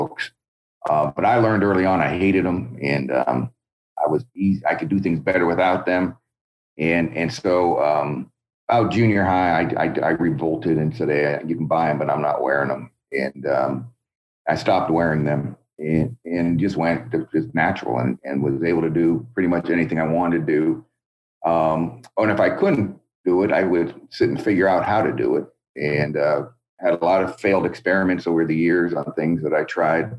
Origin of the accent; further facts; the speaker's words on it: about 2 hours from Davis, California, United States; also born or lived in Montreal / Wisconsin; now in Davis, United States; I'm about 2 hours from my hometown where I grew up